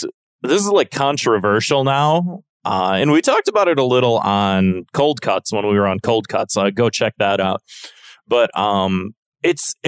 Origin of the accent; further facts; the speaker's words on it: United States; I'm American